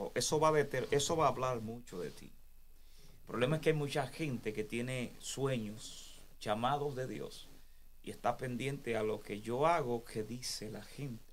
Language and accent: Spanish; Dominican Republic; moved away as an adult; also born or lived in Santo Domingo; Cuando yo estaba en Santo Domingo, yo estaba a tiempo completo